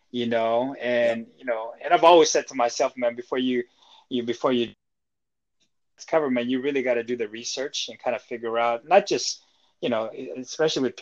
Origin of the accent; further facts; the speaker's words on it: Seattle, Washington, United States; also born or lived in Philippines; I'm from Seattle. I was born in the Philippines, came here, and lived here since.